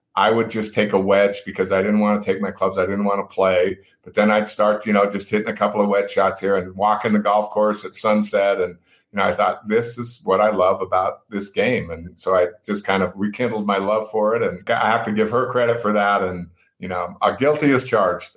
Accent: Reno, Nevada, United States; growing up in Reno, we, you know, it was kind of the family thing

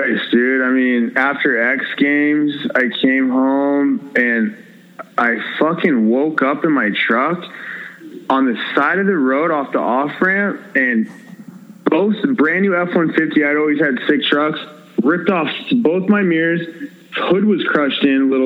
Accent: United States; I'm fucking American. I don't speak your language.

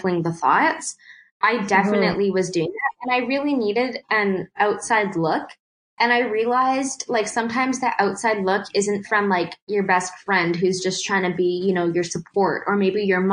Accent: Canada; as an Indo-Canadian growing up in Canada

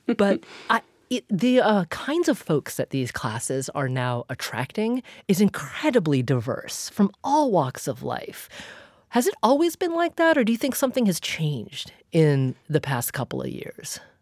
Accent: Oregon, United States; now in Massachusetts, United States; I grew up in in Oregon and played in the woods like every day of my life

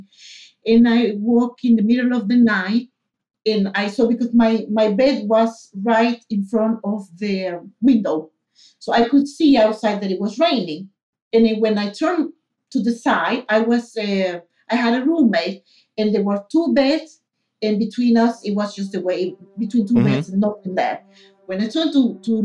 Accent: Coro, Falcón, Venezuela; English is a second language; moved away as an adult; also born or lived in Valencia, Venezuela; now in Sweden; I'm from Venezuela. I'm from a city called Coro. It's in the coast of Venezuela, close to the Caribbean.

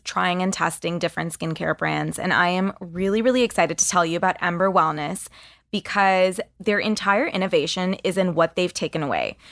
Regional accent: Canada; As a Canadian

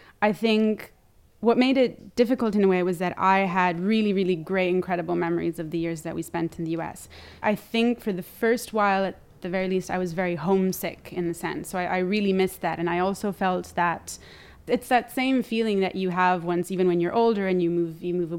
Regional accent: Milan, Lombardy, Italy; English is a second language; moved away as an adult; also born or lived in United States / Brussels, Belgium / New Zealand; now in Rome, Italy; I'm from Milan

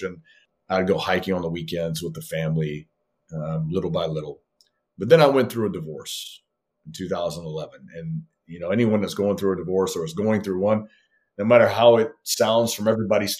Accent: southern Louisiana, United States; moved away as an adult; I grew up in Louisiana, and there's no hills and mountains in southern Louisiana

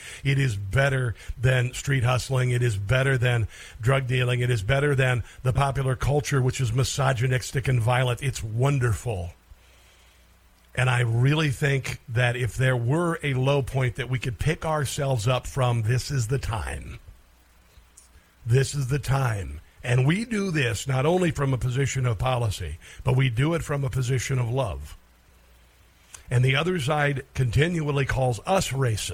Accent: Iowa, United States; I'm this kid from Iowa, right? We had a couple, two black kids in our school

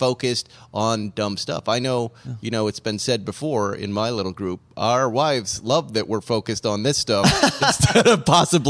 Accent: New England, United States; I'm from New England.

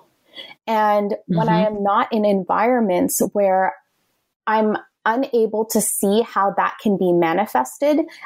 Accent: Canada; moved away as an adult; also born or lived in Toronto / Ottawa; now in New York City, United States; I'm Canadian.

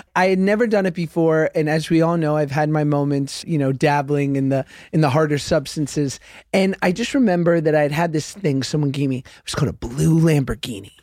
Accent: Los Angeles, California, United States; I'm from Los Angeles

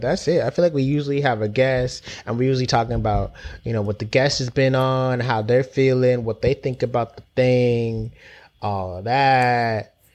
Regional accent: London, United Kingdom; also born or lived in Jamaica (family); I've grown up in Brixton

